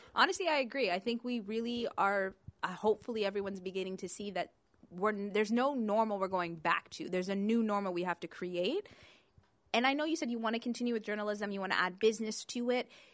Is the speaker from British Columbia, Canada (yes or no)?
no; London, Ontario, Canada; I came here when I was about four, so basically same difference. We grew up here.